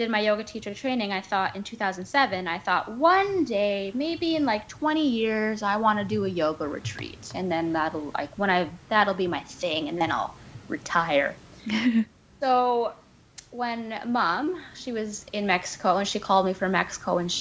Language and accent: English; Victoria, British Columbia, Canada; my hometown, Victoria